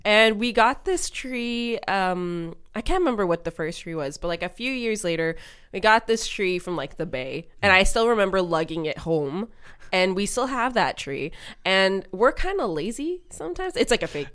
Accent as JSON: {"language": "English", "town": "Montreal", "region": "Quebec", "country": "Canada", "tie": "born or raised there", "said": "I was born in Canada, so I was the only one born in Montreal."}